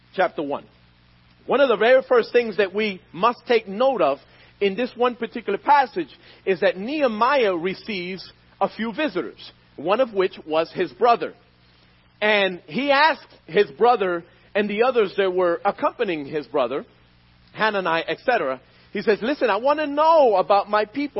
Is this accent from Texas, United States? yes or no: no; Philadelphia, Pennsylvania, United States; I was born and raised in Philadelphia, in the streets of North Philadelphia.